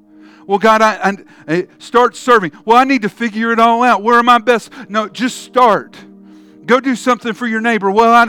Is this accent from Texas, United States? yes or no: no; Charleston, South Carolina, United States; I grew up in Charleston, South Carolina